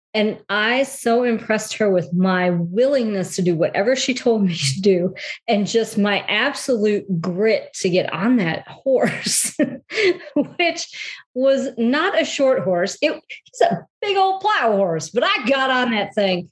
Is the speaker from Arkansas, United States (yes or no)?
no; Detroit, Michigan, United States; moved away as an adult; also born or lived in South Carolina; I am originally from uh, the Metro Detroit area